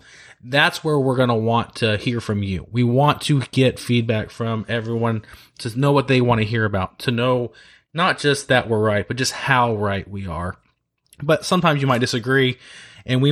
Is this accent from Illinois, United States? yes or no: no; Dallas, Texas, United States; also born or lived in Sugar Land, Texas / Austin, Texas / Iowa / Washington, D.C.; now in Houston, United States; I'm a political consultant based in Sugar Land, Texas, but I'm from the Dallas area